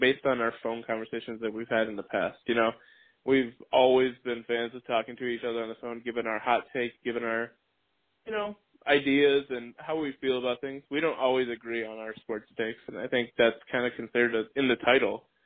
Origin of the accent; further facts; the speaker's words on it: Wisconsin, United States; also born or lived in La Crosse, Wisconsin; I am from Wisconsin. I live in La Crosse, Wisconsin now. I moved up here a couple years ago